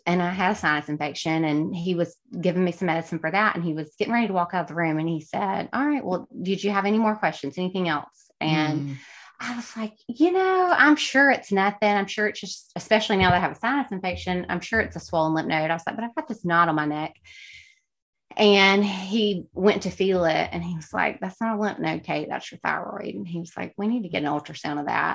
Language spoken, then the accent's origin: English; West Alabama, United States; also born or lived in Hattiesburg, Mississippi; now in Alabama, United States; I grew up in West Alabama.